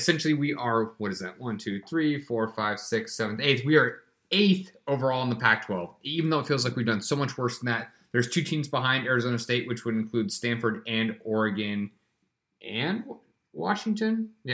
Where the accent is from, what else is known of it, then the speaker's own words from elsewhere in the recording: Australia; I'm from Australia.